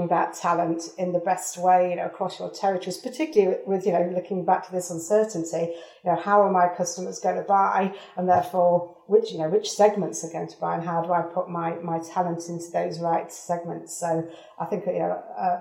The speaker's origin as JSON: {"language": "English", "area": "Derbyshire", "region": "East Midlands", "country": "United Kingdom", "also_born_or_lived": "Singapore", "moved": "as an adult", "lives_now": "United States", "said": "from Derbyshire, for if you're trying to locate that accent there."}